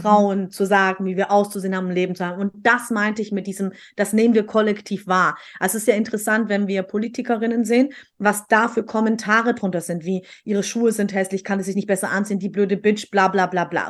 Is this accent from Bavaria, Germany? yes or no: no; Stuttgart, Baden-Württemberg, Germany; bei uns in Stuttgart